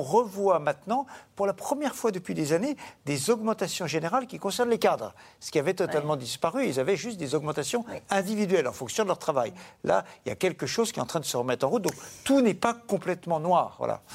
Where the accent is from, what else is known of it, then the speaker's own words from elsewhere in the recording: France; en tant que Français